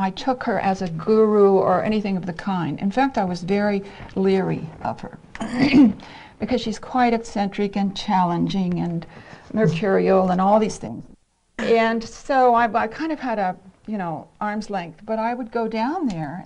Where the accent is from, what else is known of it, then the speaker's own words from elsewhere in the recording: Ohio, United States; moved away; I'm from Ohio. I'm a Midwestern girl